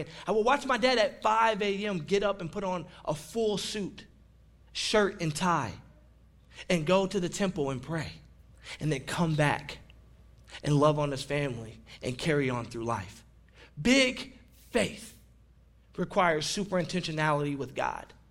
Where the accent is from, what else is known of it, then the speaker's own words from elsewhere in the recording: Detroit, Michigan, United States; they say, Where are you from? And I say, Detroit, Michigan